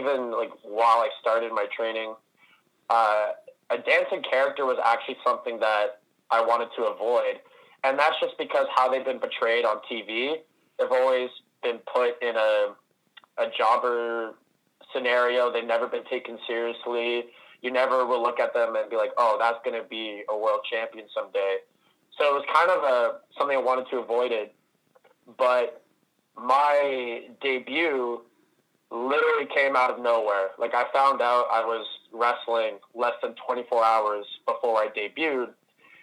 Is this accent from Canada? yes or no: yes; Ottawa, Ontario, Canada; living 2 hours away in Ottawa, trying to make the trip multiple times a week. But shortly after the Keep opened, a school that's run by Evil Uno and Stu Grayson right here in my hometown